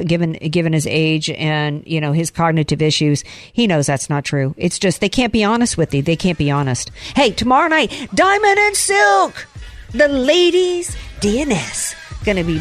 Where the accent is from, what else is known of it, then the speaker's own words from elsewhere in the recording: the South, United States; growing up in the South